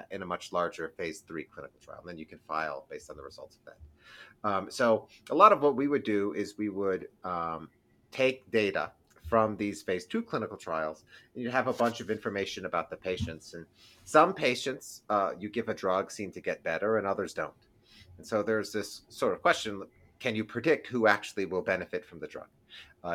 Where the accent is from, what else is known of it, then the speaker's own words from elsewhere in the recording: East Lansing, Michigan, United States; moved away as an adult; I'm from East Lansing, actually, originally. That's where I grew up, in East Lansing